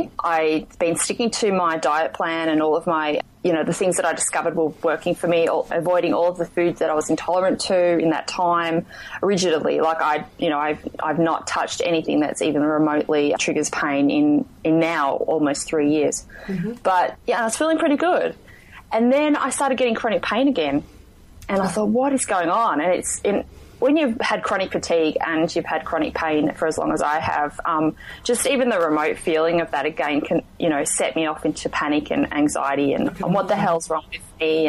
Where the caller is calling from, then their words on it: Western Australia, Australia; I'm calling in from Western Australia.